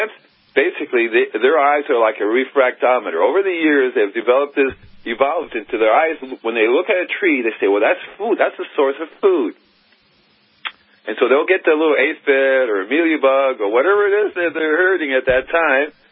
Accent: Miami, Florida, United States; moved away as an adult; also born or lived in Gainesville, Florida / California; I'm originally from Miami, Florida

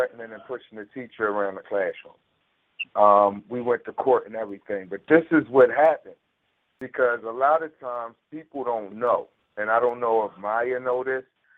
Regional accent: Philadelphia, Pennsylvania, United States; I'm from North Philly

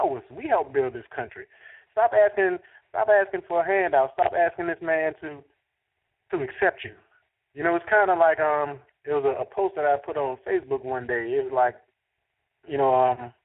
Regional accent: New Orleans, Louisiana, United States; I'm from New Orleans

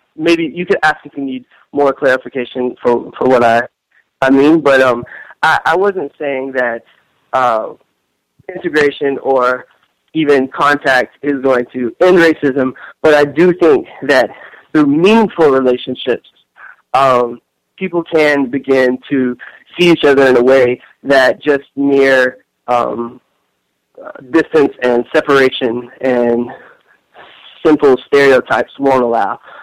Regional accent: Tennessee, United States; moved away as an adult; also born or lived in South Africa; now in New York, United States; I grew up in Tennessee

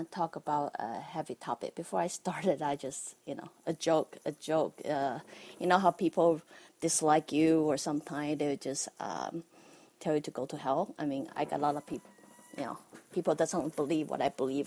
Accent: Taiwan; as a kid growing up in Taiwan

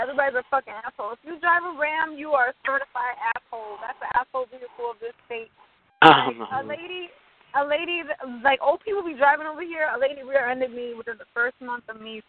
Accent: New York City, New York, United States; now in Austin, United States; I'm from New York City, but I live out in Texas now.

